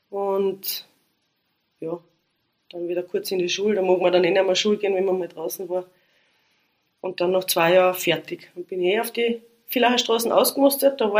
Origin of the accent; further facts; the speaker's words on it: Carinthia, Austria; Also als Kärntner ist man, oder als Kärntnerin ist man da verwendet, weil ist ja nicht viel.